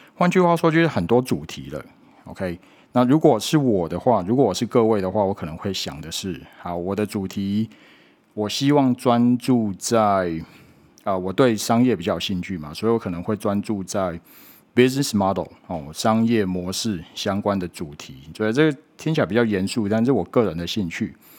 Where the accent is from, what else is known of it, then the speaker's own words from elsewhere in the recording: Taiwan; 我们是台湾人民的发言